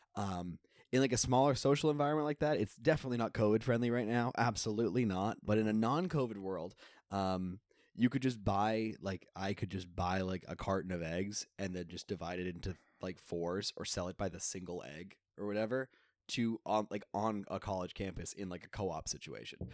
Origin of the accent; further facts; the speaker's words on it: south of Boston, Massachusetts, United States; I'm from south of Boston